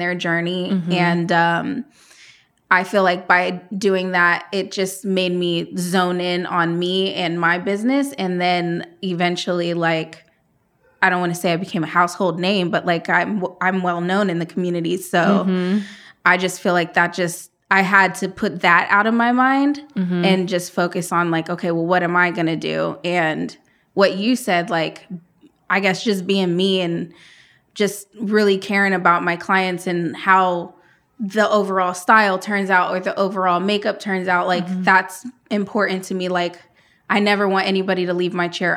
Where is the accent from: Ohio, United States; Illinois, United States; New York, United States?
Ohio, United States; Columbus; also born or lived in Phoenix, Arizona; That's where I was born. I was raised here in Columbus.